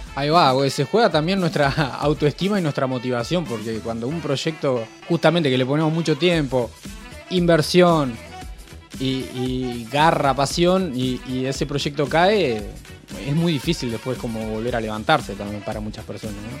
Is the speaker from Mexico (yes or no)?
no; Rosario, Santa Fe, Argentina; toda, la vida, toda la vida yo he vivido en Rosario